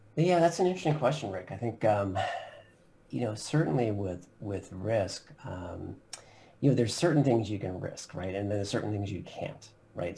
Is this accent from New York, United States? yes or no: yes; Long Island, New York, United States; now in Philadelphia, United States; I actually grew up in um, Long Island, New York, so kind of a northeast coaster in the U.S.